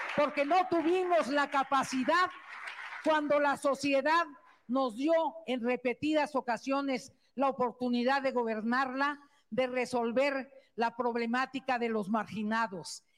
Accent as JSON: {"language": "Spanish", "region": "Tlaxcala", "country": "Mexico", "said": "por ser tlaxcalteca"}